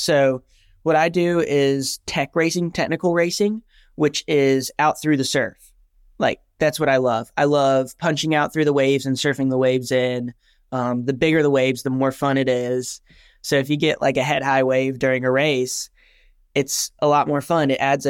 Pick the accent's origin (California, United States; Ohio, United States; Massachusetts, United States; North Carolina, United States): North Carolina, United States; Wilmington; I'm from Wilmington, North Carolina, so East Coast. Love it here.